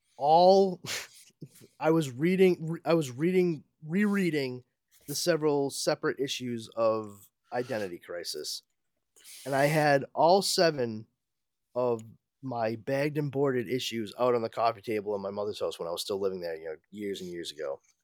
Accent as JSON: {"language": "English", "region": "New England", "country": "United States", "said": "us New Englanders"}